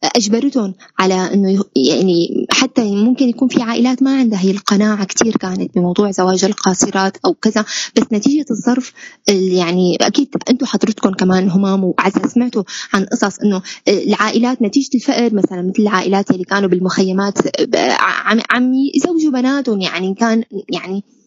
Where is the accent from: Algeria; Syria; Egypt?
Syria; نحن كسوريين